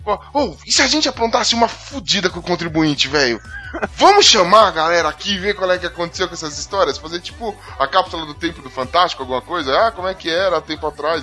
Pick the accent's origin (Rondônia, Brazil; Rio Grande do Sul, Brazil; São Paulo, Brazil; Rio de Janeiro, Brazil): São Paulo, Brazil; eu sou de São Paulo, mais precisamente da Zona Leste